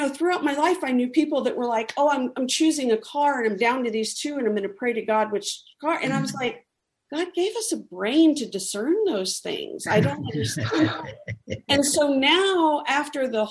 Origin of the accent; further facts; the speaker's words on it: El Paso, Texas, United States; I grew up in El Paso, which is predominantly Catholic.